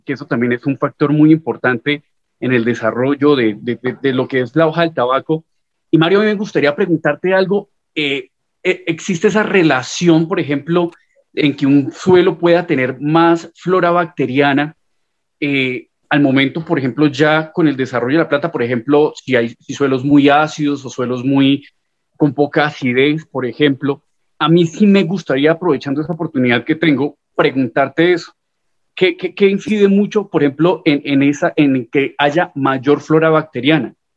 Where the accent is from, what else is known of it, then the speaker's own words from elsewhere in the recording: Colombia; soy de Colombia